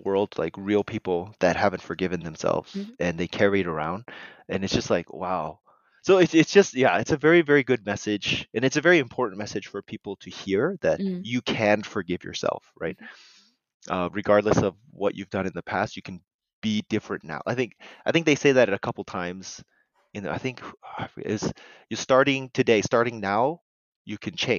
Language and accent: English; United States; was born here. I was raised in America